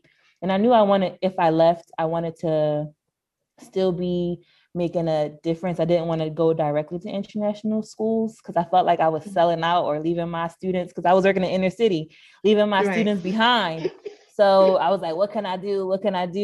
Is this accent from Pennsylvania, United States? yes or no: yes; Philadelphia, Pennsylvania, United States; first language English; moved away as an adult; also born or lived in Washington, District of Columbia, United States; now in Middle East; I did 2 years of service back in my home state, Pennsylvania, and I'm from Philadelphia.